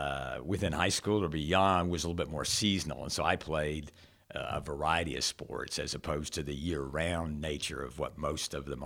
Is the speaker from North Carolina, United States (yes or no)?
yes; Charlotte, North Carolina, United States; also born or lived in Gastonia / Rock Hill / Lancaster / Burlington; We grew up in and around Charlotte. We lived in Gastonia. We lived in Rock Hill. We lived in Lancaster, Burlington. So the Carolinas